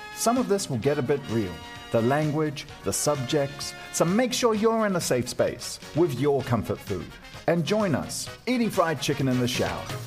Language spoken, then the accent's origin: English; New Zealand; we're Kiwis.